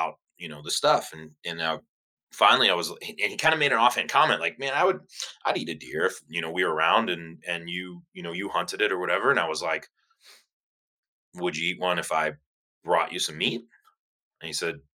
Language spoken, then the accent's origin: English; Cleveland, Ohio, United States; I was born and raised in Cleveland, Ohio